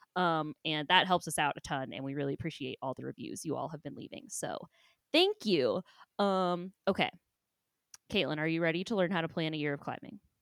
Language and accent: English; Ohio, United States; born and raised in Ohio